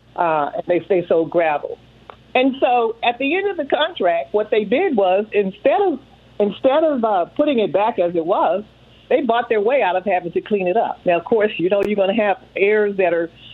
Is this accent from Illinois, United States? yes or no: no; Texas, United States; now in Washington D.C., United States; I'm from Texas